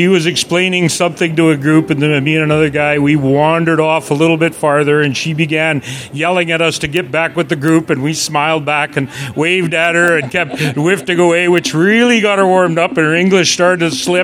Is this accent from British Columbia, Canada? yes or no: yes; Quesnel, British Columbia, Canada; I'm from Quesnel, British Columbia